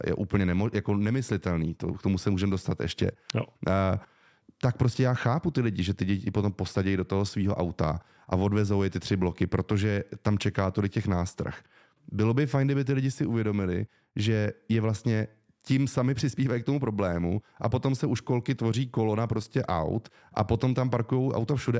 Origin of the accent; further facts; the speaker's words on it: Prague, Czechia; já jsem vyrostl v Praze ve Střešovicích